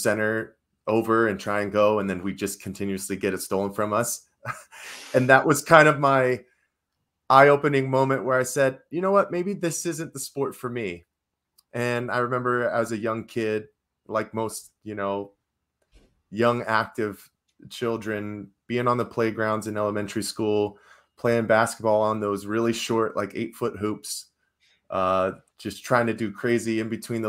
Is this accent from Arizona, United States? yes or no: yes; Arizona, United States; Well, I grew up in the Valley, so the Phoenix Suns were always on in my household.